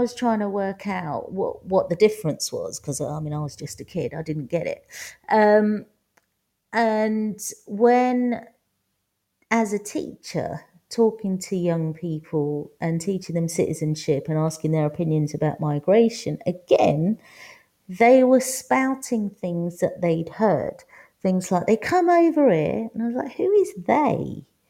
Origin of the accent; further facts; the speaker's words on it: London, United Kingdom; accent: Cockney; moved away as an adult; also born or lived in Manor Park, East London; now in Valencia, Spain; I was born in London, but now I live in Valencia.